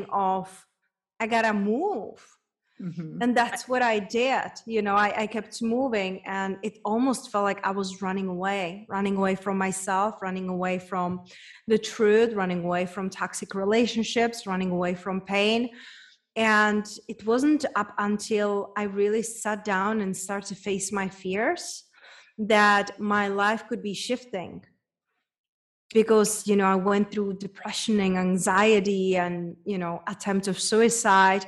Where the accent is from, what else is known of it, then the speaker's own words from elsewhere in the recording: Czechia; English is a second language; moved away as an adult; also born or lived in Spain / London / United States; now in Mexico; It's a girl from small town back in Czech Republic. Hence, that's where my accent is from